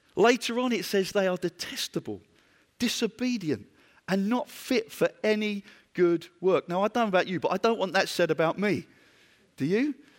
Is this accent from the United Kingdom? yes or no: yes; United Kingdom; I'm from Britain.